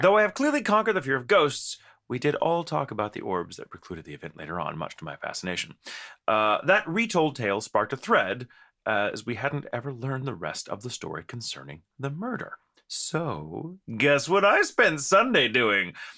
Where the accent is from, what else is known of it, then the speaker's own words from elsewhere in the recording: Texas, United States; We're from Texas, and there's a lot more of us.